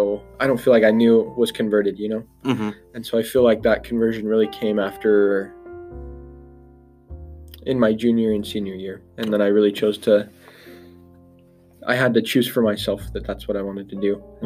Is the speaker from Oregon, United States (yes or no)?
yes; La Grande, Oregon, United States; La Grande, Oregon.